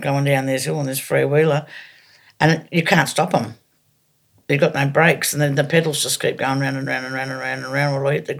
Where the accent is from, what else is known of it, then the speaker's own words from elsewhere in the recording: Evans Head, New South Wales, Australia; also born or lived in Sydney / Wollongong; I was born in the Royal North Shore Hospital in Sydney. But more or less grew up in Evanshead, up top end of New South Wales. And my early adolescence was Sydney to Wollongong.